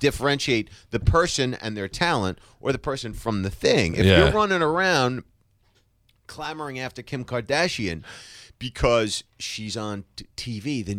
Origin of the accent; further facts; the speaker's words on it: New Jersey, United States; I grew up in Jersey in a junkyard.